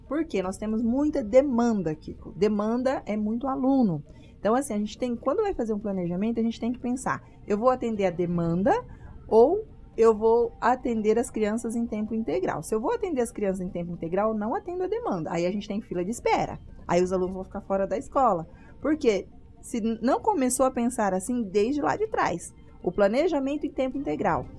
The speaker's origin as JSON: {"language": "Portuguese", "region": "Paraná", "country": "Brazil", "moved": "yes", "lives_now": "Sinop, Brazil", "said": "sou do Paraná"}